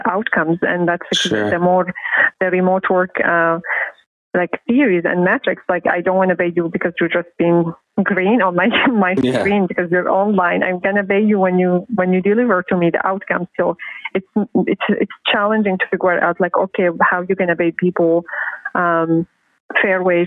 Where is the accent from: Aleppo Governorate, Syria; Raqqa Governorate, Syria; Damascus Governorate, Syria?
Damascus Governorate, Syria; Damascus; moved away; I grew up. In Syria, North Damascus